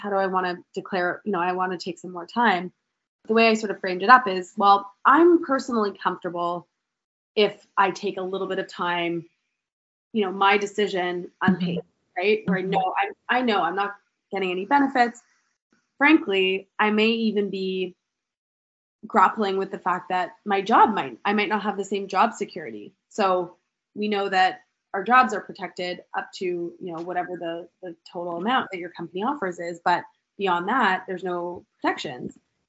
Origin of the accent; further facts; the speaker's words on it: Canada; accent: Canadian; now in United States; I don't know if anyone can pick up on my Canadian accent. I may have said a couple times.